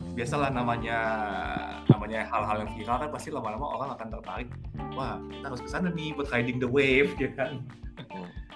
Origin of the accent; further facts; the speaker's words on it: Jakarta, Indonesia; gua kan emang kelahiran Jakarta